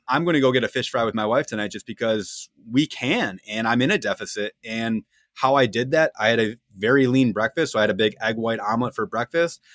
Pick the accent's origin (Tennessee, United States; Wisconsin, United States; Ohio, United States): Wisconsin, United States; two Wisconsin people in the room